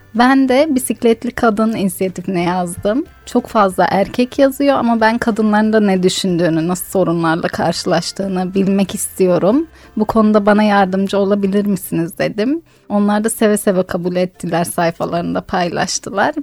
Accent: Diyarbakır Province, Turkey; kendi memleketim olan bir yerin tanıtımını sağlayacaktım

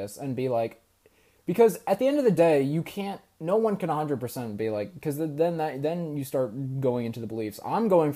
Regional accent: New York, United States; growing up in New York, you know, it's not as a, you know, religious place in general

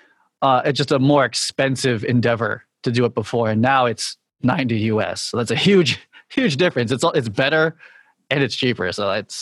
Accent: Boston, Massachusetts, United States; also born or lived in New York City; now in Boston, United States; I moved back to like kind of my hometown in Boston, you know, where my extended family is

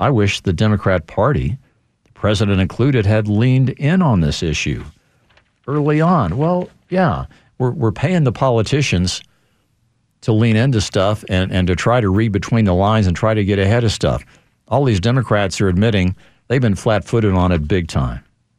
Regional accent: Chicago, Illinois, United States; I come from Chicago. Chicago's been torn apart by this issue.

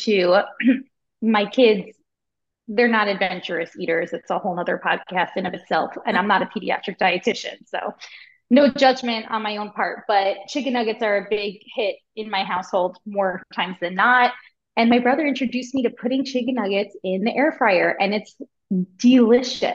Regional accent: Long Island, New York, United States; I'm from Long Island

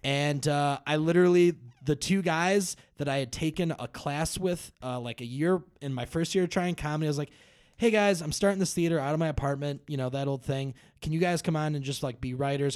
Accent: Brookfield, Illinois, United States; I grew up in Brookfield

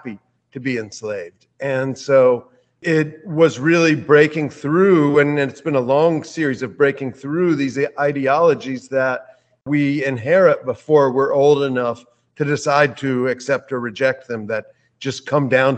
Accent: Columbia, South Carolina, United States; I grew up right outside of Columbia, South Carolina, which was the state capital.

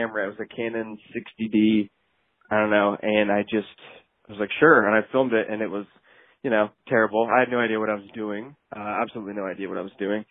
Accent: Ohio, United States; also born or lived in Los Angeles, California; I'm from Ohio

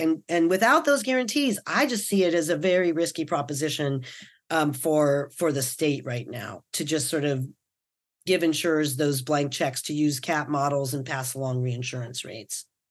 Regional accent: New York City, New York, United States; now in California, United States; I'm from Brooklyn

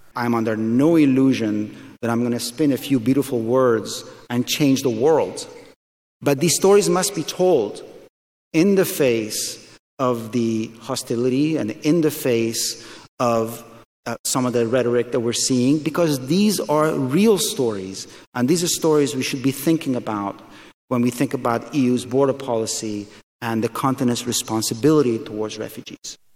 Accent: Afghanistan; moved away; I'm from Afghanistan

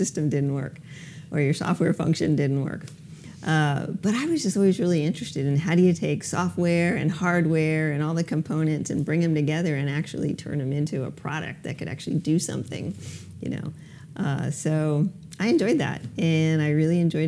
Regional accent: Miami, Florida, United States; moved away as an adult; also born or lived in Durham, North Carolina; So I was born and raised in Miami, Florida.

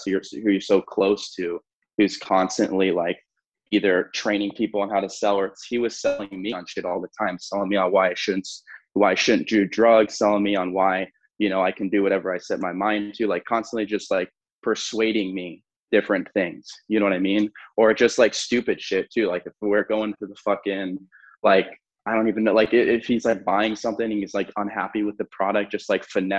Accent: Fort Lauderdale, Florida, United States; also born or lived in New Mexico; born in New Mexico, moved to Fort Lauderdale when I was a few years old, grew up mostly with my dad

